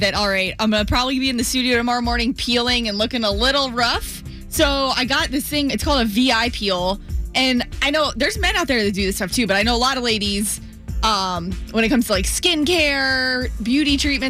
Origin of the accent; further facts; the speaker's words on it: Florida, United States; growing up in Florida